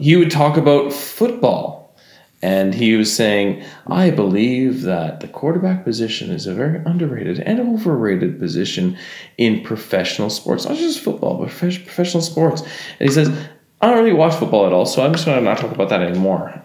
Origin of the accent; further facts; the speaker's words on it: Alberta, Canada; I grew up in Alberta.